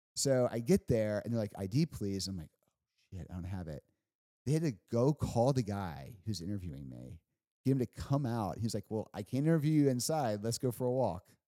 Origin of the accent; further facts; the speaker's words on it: Huntsville, Alabama, United States; moved away as an adult; also born or lived in Washington, D.C.; growing up in Huntsville